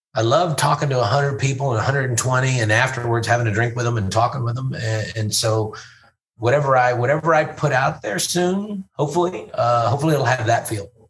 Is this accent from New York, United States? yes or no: no; Fort Worth, Texas, United States; also born or lived in Louisville; I grew up in Fort Worth